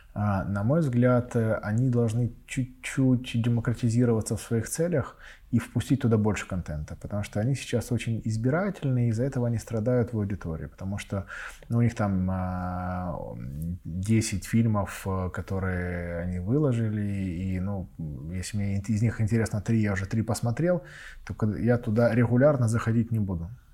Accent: Donetsk, Donetsk Oblast, Ukraine; я сам родом из Донецка

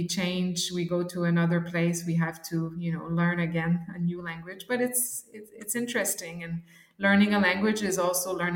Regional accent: Quebec City, Quebec, Canada; moved away as an adult; now in Ukraine; I am originally from Quebec City

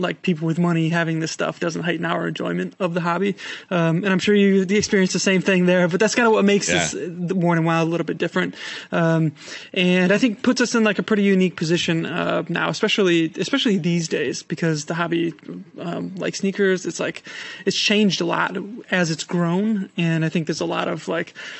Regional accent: Madison, Wisconsin, United States; moved away; I'm from Madison, as you know, Wisconsin

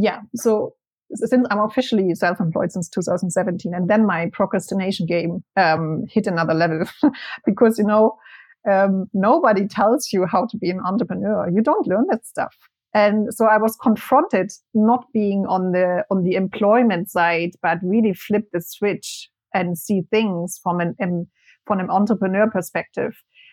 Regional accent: Germany; English is a second language; moved away as an adult; also born or lived in Spain; I moved from Germany to Spain in 2010 when I was 21

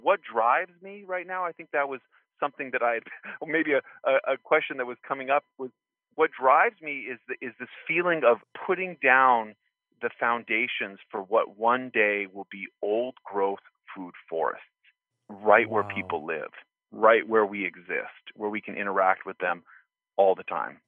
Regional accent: Santa Fe, New Mexico, United States; where I grew up in Santa Fe, New Mexico, we had permaculture property

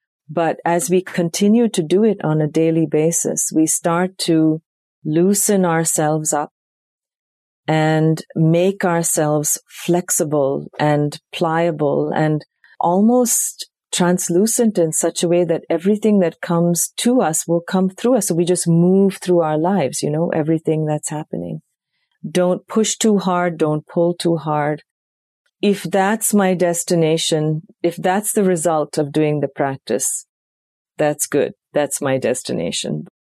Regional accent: South India, India; That was the first time I heard it, even though I was raised in India. It wasn't part of our South Indian tradition.

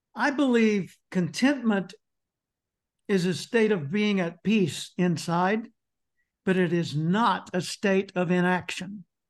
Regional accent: Little Rock, Arkansas, United States; I grew up in Little Rock, Arkansas

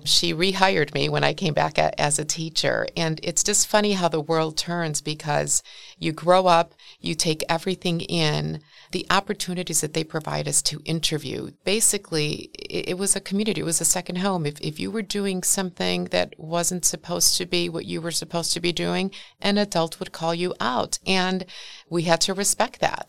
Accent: Milwaukee, Wisconsin, United States; born or raised there

